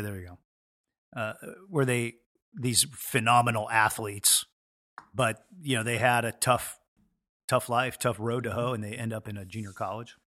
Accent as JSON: {"language": "English", "town": "Edmonds", "region": "Washington", "country": "United States", "tie": "born or raised there", "said": "born and raised in Edmonds, Washington, so about seven minutes up the road"}